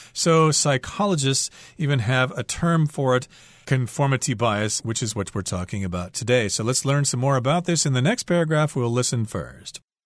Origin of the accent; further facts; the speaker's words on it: United States; I'm American